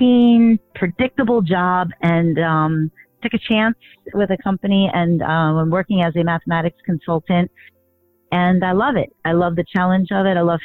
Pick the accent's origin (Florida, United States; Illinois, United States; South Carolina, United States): Florida, United States; South; moved away as an adult; now in New York City, United States; I grew up in South Florida